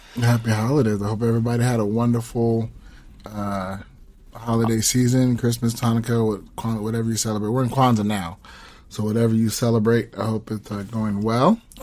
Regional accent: Southern California, United States; moved away; I'm originally from Southern California. So, that's where my family is

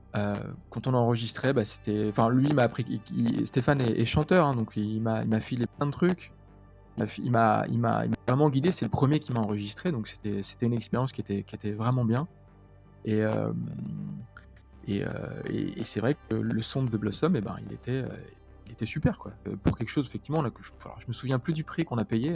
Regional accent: Paris, Île-de-France, France; moi, je venais de Paris

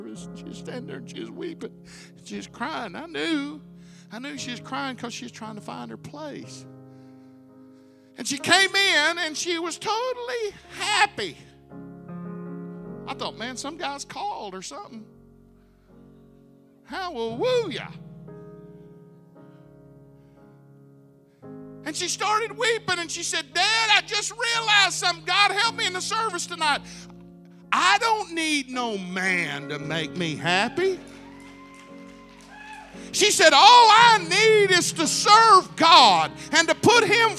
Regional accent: Arkansas, United States; I'm from Arkansas

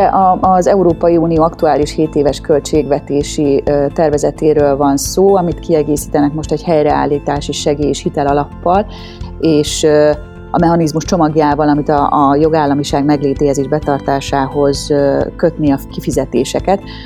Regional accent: Tokaj, Borsod-Abaúj-Zemplén, Hungary; moved away; Tokaj környékéről, ami azért fáj szívemnek, mert hogy én onnan származom

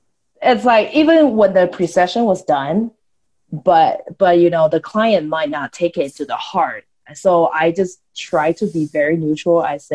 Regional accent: Taiwan; moved away; because I am from Taiwan, so I have a different accent than from the people from China.

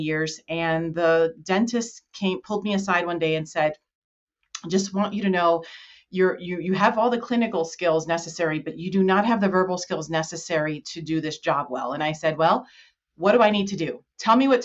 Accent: New Jersey, United States; moved away as an adult; now in Colorado, United States; I'm originally from New Jersey

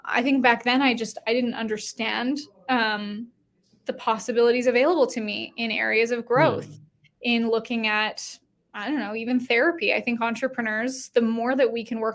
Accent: Canada; moved away as an adult; now in United States; I used to live in Canada. I'm Canadian, and I moved to the States in 2020

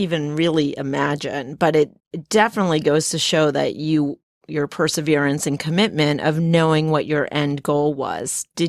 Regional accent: New Jersey, United States; moved away as an adult; now in South Jersey, United States; I'm from North Jersey originally, and so, you know, grew up 10 miles out of New York City, from New York City, and I didn't even know there was a real South Jersey until I got until I got married, but that's how I ended up down here.

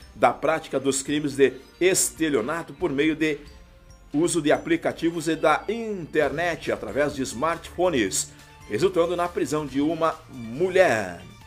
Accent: Camaquã, Rio Grande do Sul, Brazil; now in Tapes, Brazil; minha terrinha natal, Camacô.

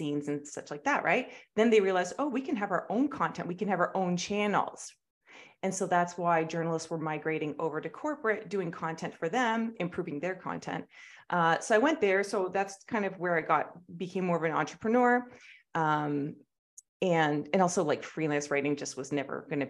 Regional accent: Canada; I grew up in Canada

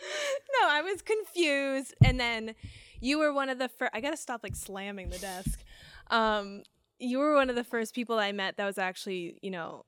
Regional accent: Fairhaven, Massachusetts, United States; So we're from Fairhaven, Massachusetts, which is this little tiny town.

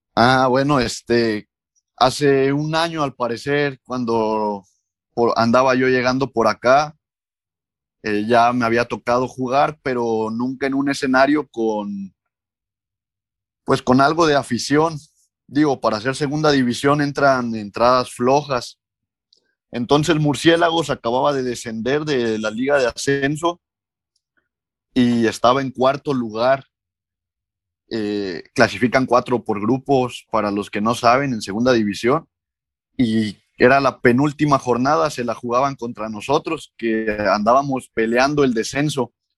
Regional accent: Córdoba, Veracruz, Mexico; moved away; also born or lived in Hidalgo / Oaxaca / Guadalajara; soy originario de Córdoba, Veracruz

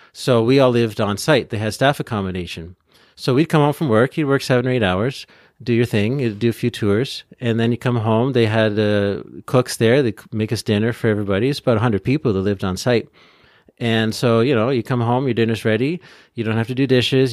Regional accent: Peterborough, Ontario, Canada; also born or lived in Vancouver / Trois-Rivières area, Quebec; now in Gatineau, Canada; originally I'm from, uh, uh, Peterborough, which is in Ontario between Toronto and, uh, Ottawa

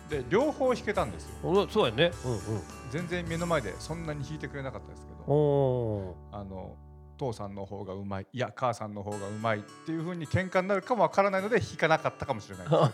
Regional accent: Hiroshima, Japan; 僕広島県出身なんですけ

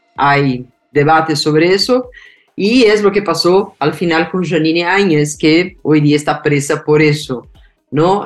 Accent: Brazil; el corazón de los brasileños

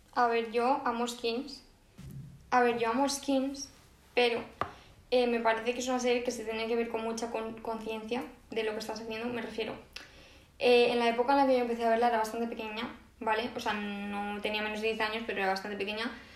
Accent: Valencian Community, Spain; como buenas valencianas que somos

